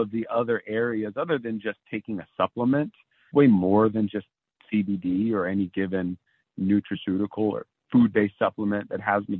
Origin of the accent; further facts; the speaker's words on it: East Coast, United States; also born or lived in San Diego, California; now in Maine, United States; I've relocated to Maine because I'm actually from the East Coast originally